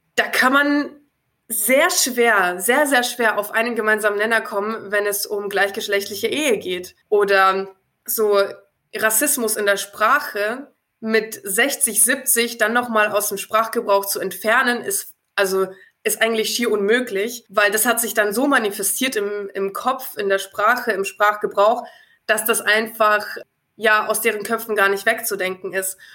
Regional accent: Nuremberg, Bavaria, Germany

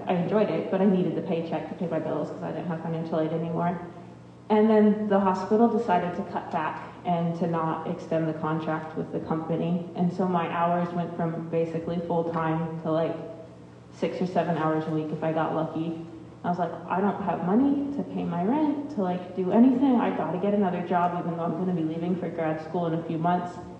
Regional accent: Ohio, United States; I'm from Ohio

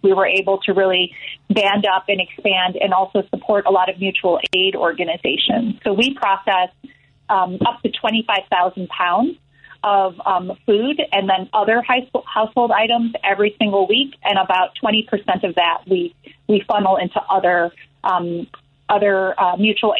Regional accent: Chicago, Illinois, United States; I grew up in Ravenswood

